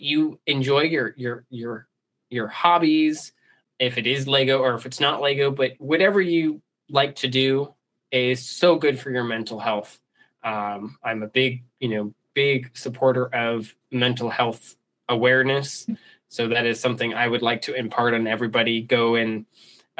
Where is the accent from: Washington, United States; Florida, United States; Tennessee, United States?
Florida, United States; South; moved away; I'm from South Florida originally